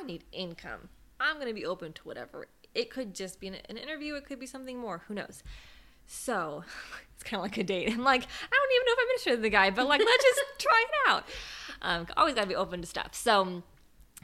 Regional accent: West Coast, United States; moved away as an adult; now in East Coast, United States; I'm from the West Coast. We don't have tornadoes there

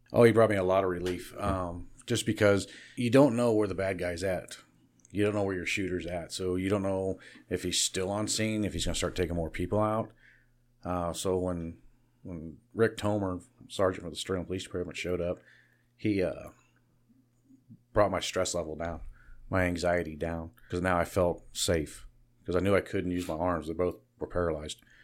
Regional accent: Kansas, United States; Born and raised in Barton County.

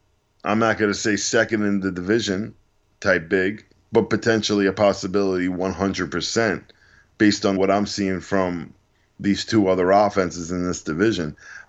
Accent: New York, United States; I'm from New York

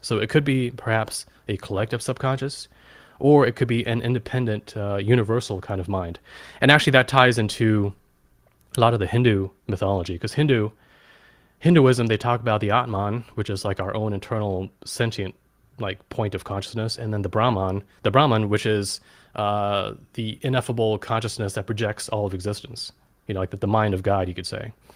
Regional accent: Germany; I was born in Germany in nineteen eighty.

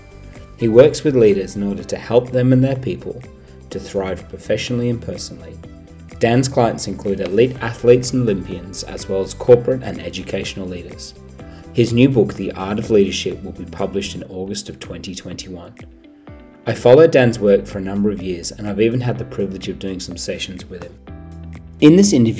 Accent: Nottingham, East Midlands, United Kingdom; moved away; I'm originally from Nottingham, which isn't too far away from Manchester

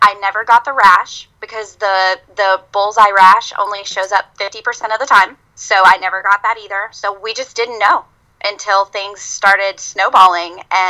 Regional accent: Mississippi, United States; also born or lived in Virginia; now in Alabama, United States; I grew up in Mississippi. I lived in Virginia for a little while, and now I live in Alabama

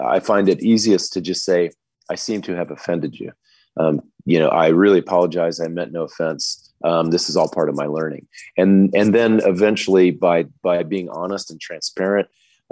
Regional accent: United States; moved away as an adult; also born or lived in Australia / New Zealand; now in Singapore; I was … from America

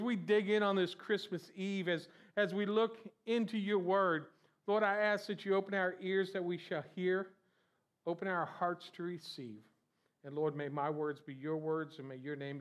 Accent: Florida, United States; I'm from Florida

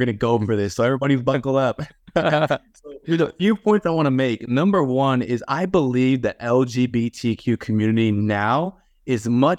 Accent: Los Angeles, California, United States; I was actually born in Los Angeles, like in the actual city of LA. And that's where I grew up at.

